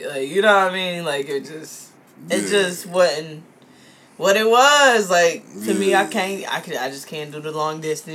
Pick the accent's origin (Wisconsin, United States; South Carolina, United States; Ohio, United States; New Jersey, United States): Ohio, United States; Columbus; I'm from Columbus